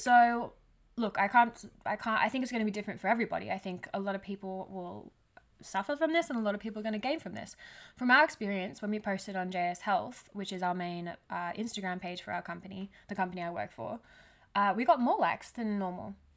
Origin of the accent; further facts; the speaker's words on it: Australia; I'm Australian too